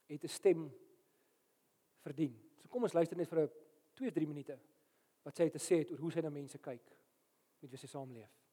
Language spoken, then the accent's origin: Afrikaans; South Africa; ek's 'n Afrikaner dominee wat in Afrika bly